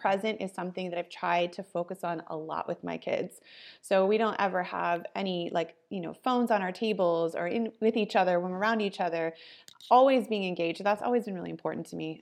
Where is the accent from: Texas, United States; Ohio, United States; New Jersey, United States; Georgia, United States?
Ohio, United States; now in California, United States; I am born and raised in Ohio, so I'm a Midwest girl and living in California